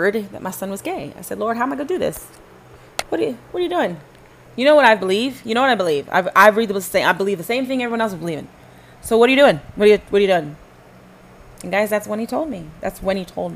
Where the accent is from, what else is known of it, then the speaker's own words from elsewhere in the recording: Dallas-Fort Worth area, Texas, United States; also born or lived in Panama / Flower Mound, Texas; I grew up here in the Dallas-Fort Worth area.